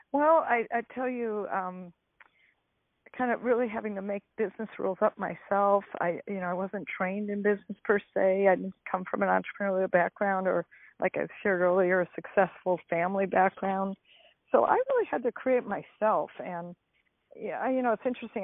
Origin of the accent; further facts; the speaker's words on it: Detroit, Michigan, United States; now in California, United States; I grew up in Detroit, Michigan